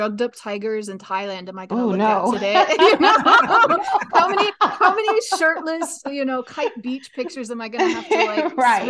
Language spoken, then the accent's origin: English; United States; moved away as an adult; also born or lived in South Korea / UAE / Texas; now in Vietnam; I'm American, and I've been a language educator since 2009. Since then, I've worked in the US, South Korea, the UAE, and I currently live in Vietnam.